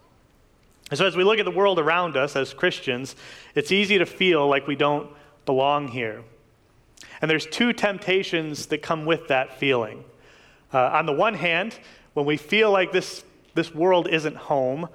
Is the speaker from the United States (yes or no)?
yes; Detroit, Michigan, United States; now in Lansing, United States; I grew up in the Detroit area